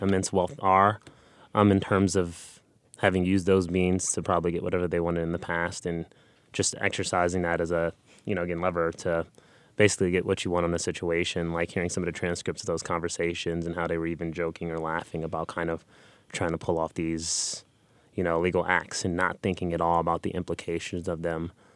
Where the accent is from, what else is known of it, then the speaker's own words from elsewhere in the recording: Los Angeles, California, United States; I grew up in South Central Los Angeles, and I grew up in poverty